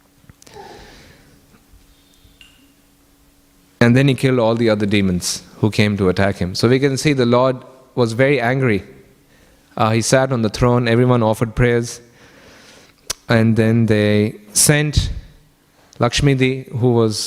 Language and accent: English; Kenya; now in Australia; I grew up in Kenya